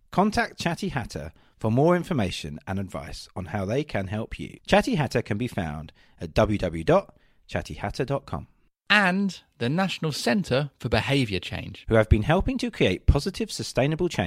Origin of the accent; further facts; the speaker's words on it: Kent, South East England, United Kingdom; I grew up in Kent.